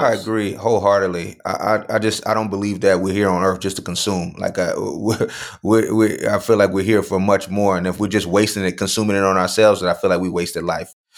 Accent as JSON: {"language": "English", "town": "Mulberry", "region": "Florida", "country": "United States", "tie": "born or raised there", "also_born_or_lived": "Lakeland, Florida", "said": "I was born in Lakeland, Florida, Lakeland Regional Hospital, uh, grew up in a small town next to Lakeland called Mulberry"}